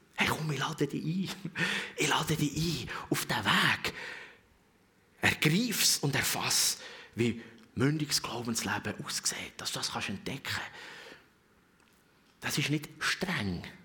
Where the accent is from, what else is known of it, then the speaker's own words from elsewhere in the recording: Switzerland; als Schweizer